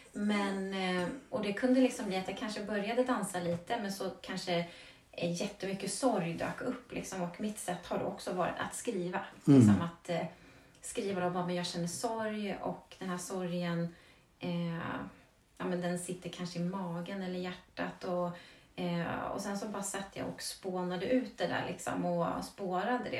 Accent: Vagnhärad, Södermanland, Sweden; jag är ju uppvuxen i Vagnhärad och det är ju landet

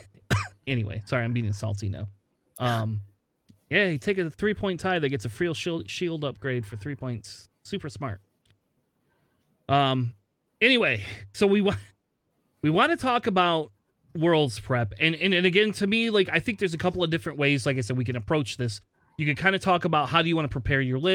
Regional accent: Springfield, Ohio, United States; I was born in Springfield, Ohio.

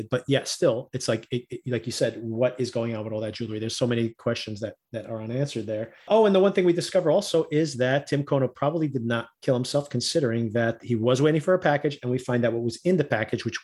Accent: Newark, New Jersey, United States; I grew up in Newark, which is a city right across the street from New York, right across the river from New York

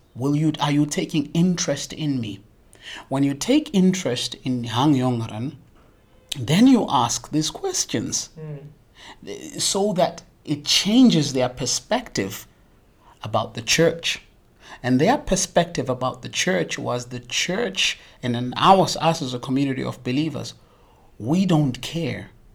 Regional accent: South Africa; moved away as an adult; now in Lansingerland, Netherlands; as a South African

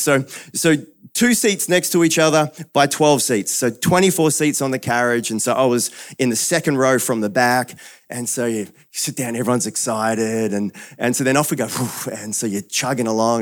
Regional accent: New Zealand; moved away; I'm a Kiwi originally

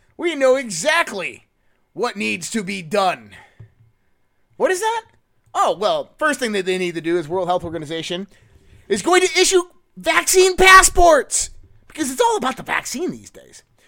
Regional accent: United States; I'm an American through and through

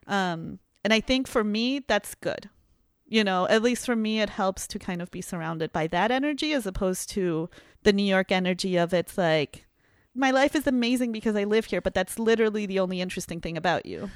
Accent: Peru; now in Chicago, United States; I'm from Peru

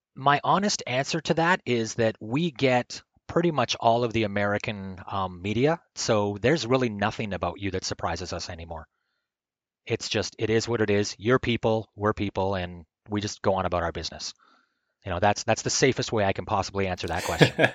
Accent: Canada; I'm like a broken Canadian

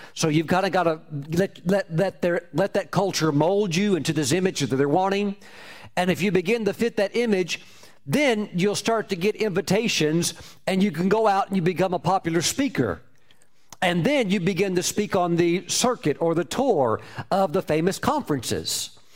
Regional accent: United States; my home my home country

